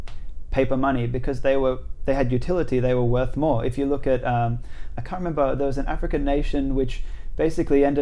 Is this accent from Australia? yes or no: yes; Australia; 호주 사람. I'm Australian